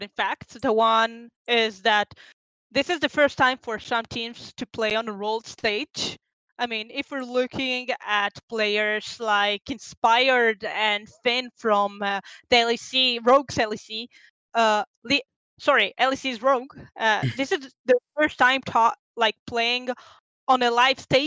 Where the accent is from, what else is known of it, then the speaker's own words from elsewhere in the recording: Israel; I'm 24, I'm from Israel.